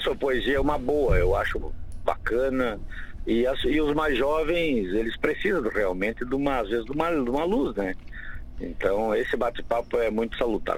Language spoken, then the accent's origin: Portuguese; Santa Rosa, Rio Grande do Sul, Brazil; eu sou cria de Santa Rosa, né? E eu lá morava muito próximo do CTG